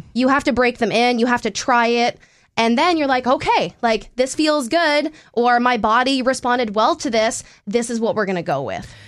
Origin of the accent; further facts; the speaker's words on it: Canada; moved away as an adult; now in North Dakota, United States; I'm Canadian and it's a hockey community.